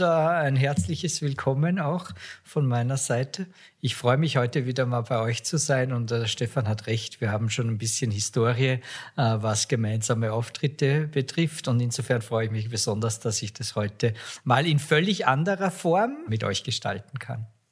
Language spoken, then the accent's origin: German; Austria; ich bin Österreicher